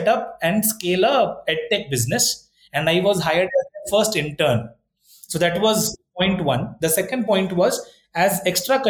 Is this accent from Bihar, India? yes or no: yes; Patna, Bihar, India; moved away as an adult; also born or lived in Kharagpur / Mumbai; now in Bangalore, India; born and brought up in Patna, which is the capital of Bihar